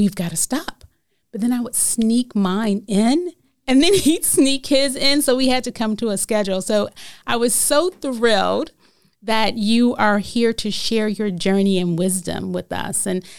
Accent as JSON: {"language": "English", "town": "Detroit", "region": "Michigan", "country": "United States", "tie": "born or raised there", "moved": "yes", "lives_now": "Memphis, United States", "said": "And even though I was born here, as you know, I was raised in Detroit and I came back every summer"}